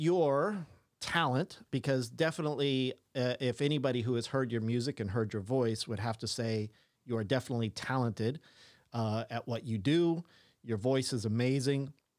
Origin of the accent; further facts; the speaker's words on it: England, United Kingdom; I can't pronounce anything. I'm an English white boy.